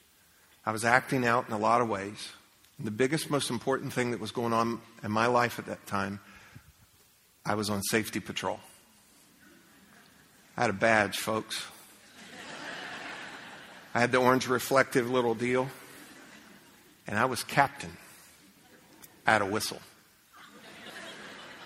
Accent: United States; I grew up in America, and we used to pray.

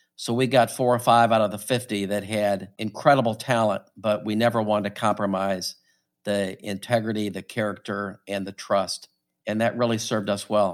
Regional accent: St. Louis, Missouri, United States; also born or lived in Norfolk, Virginia; I grew up in Saint Louis

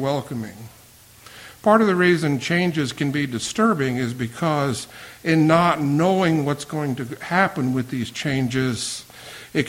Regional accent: the South, Virginia, United States; moved away as an adult; also born or lived in Boston; I came back to Virginia from Boston. I had experienced it going to New England because I had never lived outside of the South

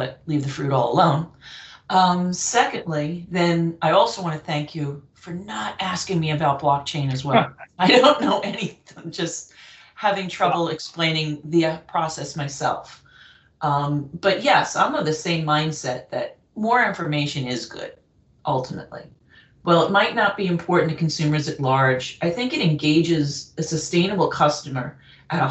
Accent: United States; being an American

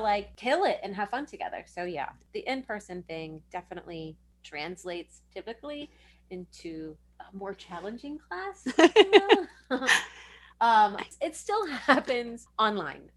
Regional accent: Richardson, Texas, United States; I grew up in Richardson

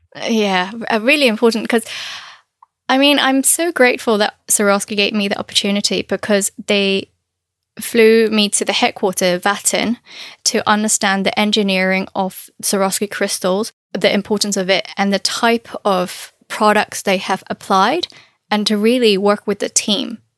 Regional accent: Canton area, Guangdong, China; moved away; I'm from Canton area. Uh, so the cuisine is very different compared to northern Chinese food

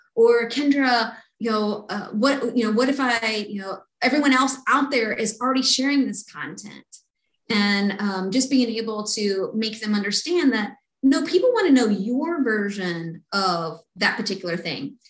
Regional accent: Kentucky, United States; I grew up in Kentucky

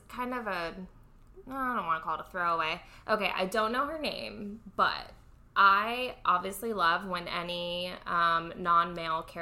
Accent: Tampa, Florida, United States; growing up in Tampa

